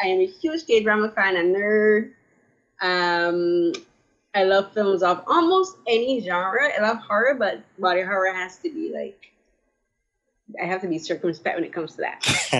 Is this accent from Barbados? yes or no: yes; Barbados; now in Toronto, Canada; I live in Toronto. I'm originally from Barbados.